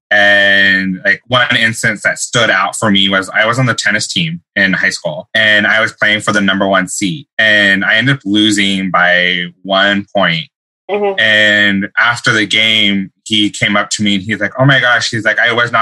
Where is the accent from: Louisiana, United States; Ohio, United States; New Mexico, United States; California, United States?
New Mexico, United States; now in Bellevue, United States; I'm originally from New Mexico, live in Bellevue